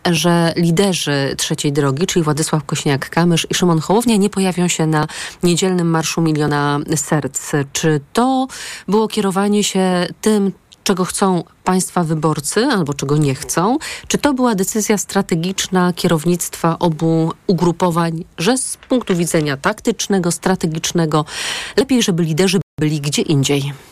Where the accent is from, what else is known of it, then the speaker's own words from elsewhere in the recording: Greater Poland, Poland; Jako Wielkopolanka